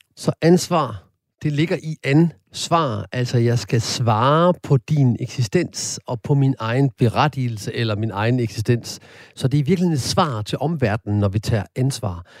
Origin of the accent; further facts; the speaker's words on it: Horsens, Central Denmark Region, Denmark; jeg er født og opvokset i Horsens